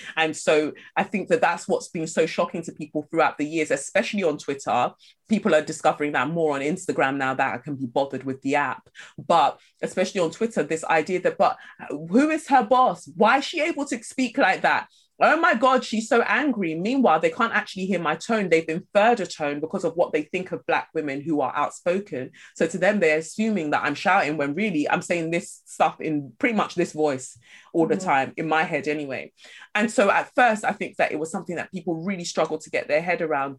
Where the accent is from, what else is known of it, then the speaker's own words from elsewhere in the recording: London, United Kingdom; also born or lived in Nigeria; I moved from Nigeria and I moved to Peckham